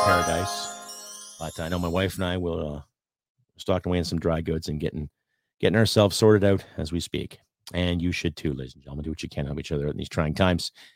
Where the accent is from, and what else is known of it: Canada